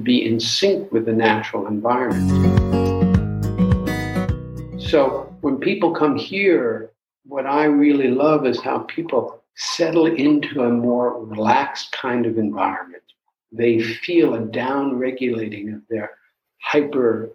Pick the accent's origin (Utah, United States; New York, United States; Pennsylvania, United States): New York, United States; New York City; moved away; where I grew up in New York City